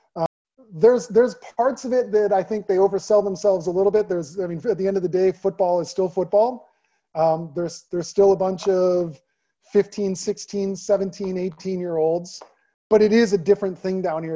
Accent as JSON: {"language": "English", "town": "Naperville", "region": "Illinois", "country": "United States", "tie": "born or raised there", "also_born_or_lived": "Maryland", "moved": "as an adult", "lives_now": "Texas, United States", "said": "back in my hometown"}